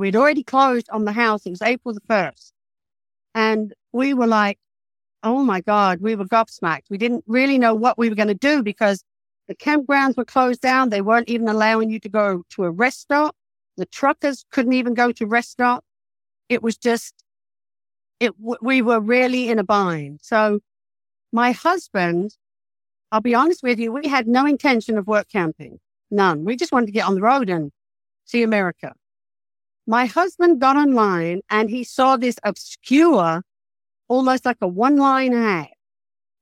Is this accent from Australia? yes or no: no; England, United Kingdom; also born or lived in California; now in United States; I'm from England